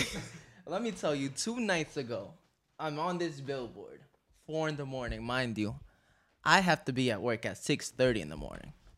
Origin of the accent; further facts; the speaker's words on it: New York City, New York, United States; I'm from Astoria, Queens. I'm from down the block from over here.